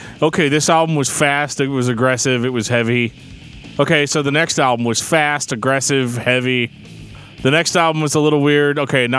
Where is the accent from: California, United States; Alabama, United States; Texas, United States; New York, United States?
California, United States; Can you believe that we're from California?